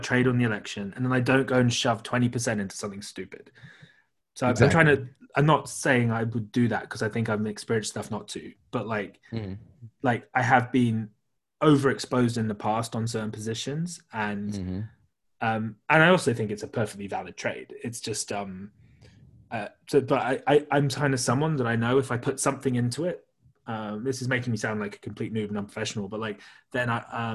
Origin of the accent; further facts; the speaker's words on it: United Kingdom; I'm also British